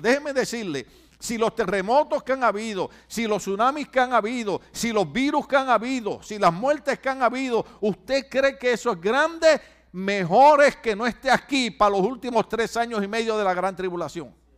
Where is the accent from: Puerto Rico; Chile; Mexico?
Puerto Rico; en mi país, en Puerto Rico